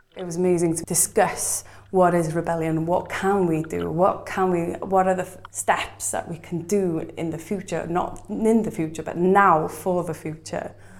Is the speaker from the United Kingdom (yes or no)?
yes; Bangor, Wales, United Kingdom; also born or lived in Bethesda; I was brought up in Bangor, Bethesda